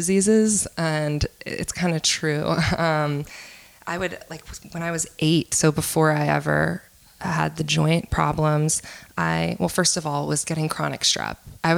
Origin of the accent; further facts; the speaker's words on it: New Orleans, Louisiana, United States; I'm from here. I'm from New Orleans